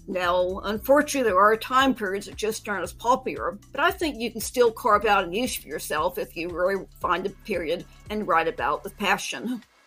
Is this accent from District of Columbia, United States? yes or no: yes; Washington, District of Columbia, United States; also born or lived in North Carolina; now in Maryland, United States; I grew up in the Washington, D.C. area, so of course we all took the obligatory field trip to Ford Theater when I was in fifth or sixth grade